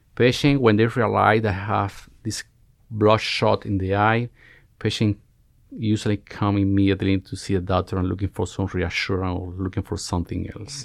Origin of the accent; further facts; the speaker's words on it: Cuba; moved away as an adult; now in United States; I'm Cuban. I was born, born and raised in Cuba, where I spent almost all my life.